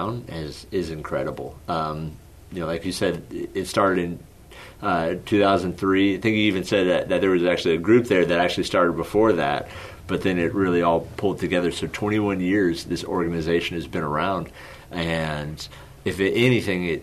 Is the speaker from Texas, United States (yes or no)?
yes; Odessa, Texas, United States; moved away; also born or lived in Houston, Texas; born and raised in Odessa, Texas